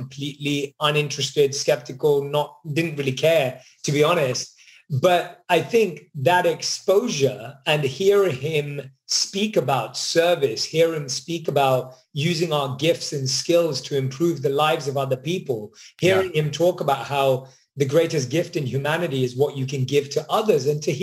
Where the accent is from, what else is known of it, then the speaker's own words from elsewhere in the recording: London, United Kingdom; moved away; Born and raised in London